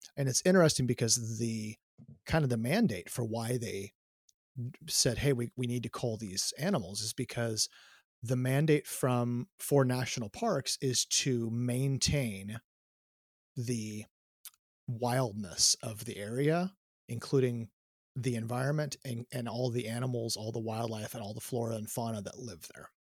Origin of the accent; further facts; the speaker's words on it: Myrtle Point, Oregon, United States; I grew up in a tiny town here in Oregon.